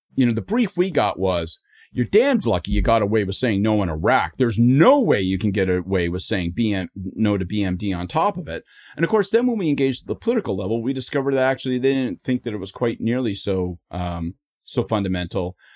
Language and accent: English; Canada; I am Canadian